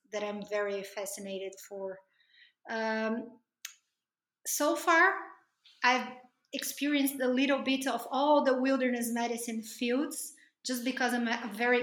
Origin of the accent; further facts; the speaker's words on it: Brazil; I'm from Brazil